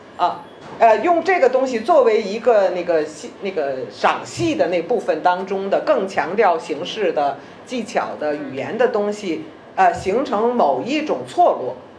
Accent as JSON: {"language": "Chinese", "country": "China", "said": "我是一个中国人"}